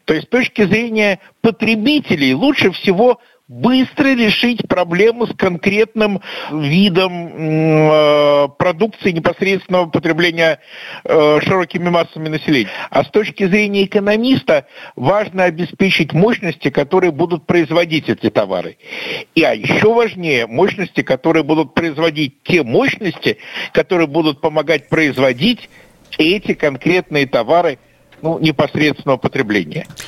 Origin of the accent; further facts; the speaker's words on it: Russia; как обычный россиянин в Минске